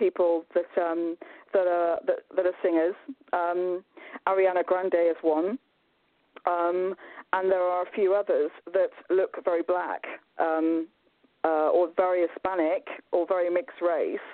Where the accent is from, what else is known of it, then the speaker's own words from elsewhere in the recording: United Kingdom; I'm British